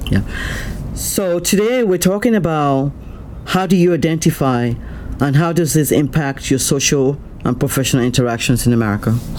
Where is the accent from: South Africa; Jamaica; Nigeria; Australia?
Nigeria; now in United States; i'm a nigerian i'm still a nigerian